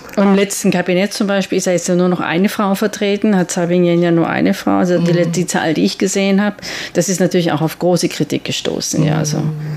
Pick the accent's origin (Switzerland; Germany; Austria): Switzerland; now in Taiwan; ich in, aus der Schweiz bin